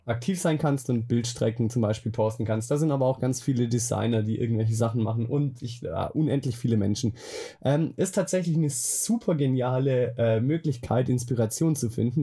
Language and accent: German; Swabia, Baden-Württemberg, Germany; now in Bavaria, Germany; ursprünglich komme ich aus dem Schwabeländle. Ah, aus dem Schwabeländle, ah. aus Diebinger